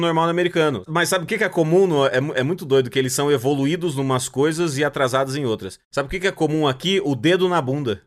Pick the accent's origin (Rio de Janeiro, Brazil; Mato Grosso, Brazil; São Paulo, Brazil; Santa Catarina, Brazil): Mato Grosso, Brazil; Cuiabá; now in Chicago, United States; sou de Cuiabá